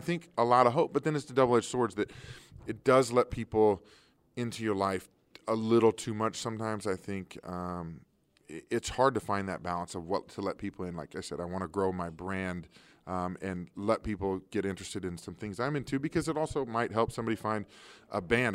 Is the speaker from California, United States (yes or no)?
no; Kansas City, Missouri, United States; I grew up in Kansas City